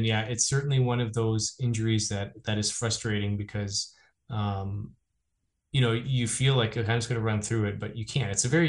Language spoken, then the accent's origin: English; Shelburne, Ontario, Canada; my hometown of Shelburne.